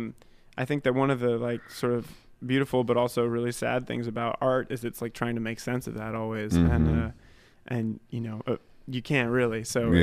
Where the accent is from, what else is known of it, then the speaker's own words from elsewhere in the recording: Berkley, Massachusetts, United States; I grew up in Massachusetts, in like a really small town called Berkeley, and kind of woodsy area.